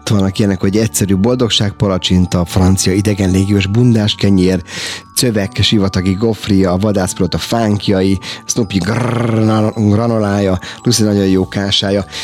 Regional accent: Hungary; mi magyarok

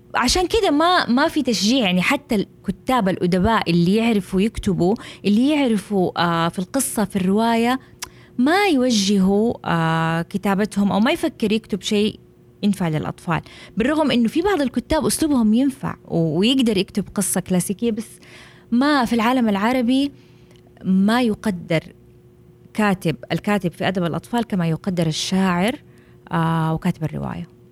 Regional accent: Jeddah, Makkah Province, Saudi Arabia; عندنا في السعوديه في جده

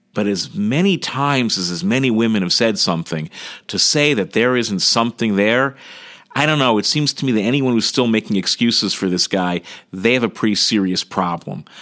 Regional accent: United States; I'm an American

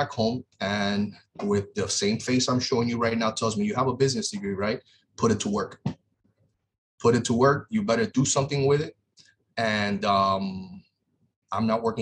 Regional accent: Miami, Florida, United States; in some rough areas where I grew up down here in Miami

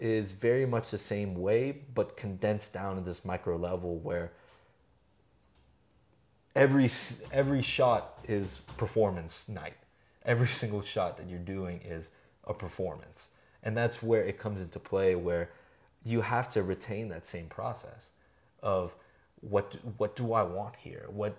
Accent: California, United States; now in Albuquerque, United States; and I came from somewhere else. I came from San Francisco Bay Area

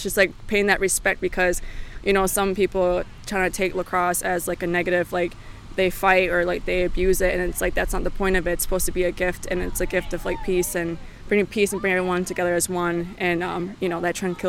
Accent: Onondaga, New York, United States; I'm from Onondaga and I represent my people and my nation

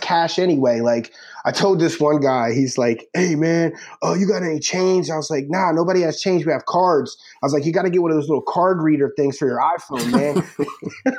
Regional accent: Philadelphia, Pennsylvania, United States; I'm from Philly

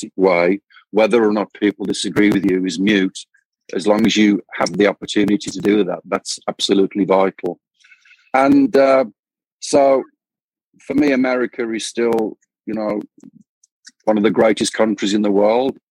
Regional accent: United Kingdom; moved away as an adult; now in Phoenix, United States; My birthplace is the UK, so that will always be home.

